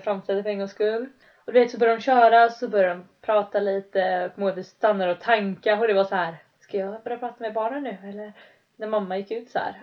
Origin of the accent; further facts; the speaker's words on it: Sweden; moved away as an adult; vi mhm. bodde där hemma, eller hemma, liksom, hemma i Sverige på berget